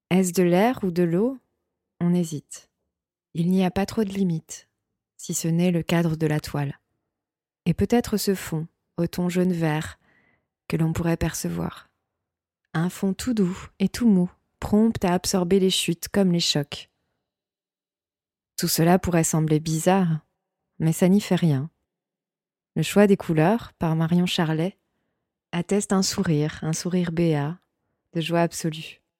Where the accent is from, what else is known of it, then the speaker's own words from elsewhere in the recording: Boulogne-Billancourt, Île-de-France, France; also born or lived in Vendée; j'ai grandi à Paris